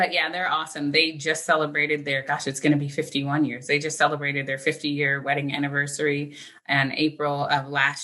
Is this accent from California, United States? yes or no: yes; California, United States; also born or lived in Philadelphia; I was born in Philadelphia, but I was raised in California